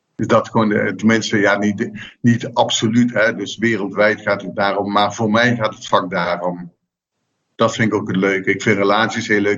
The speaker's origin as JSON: {"language": "Dutch", "region": "southern Netherlands", "country": "Netherlands", "said": "Ik kom uit Zuid-Nederland"}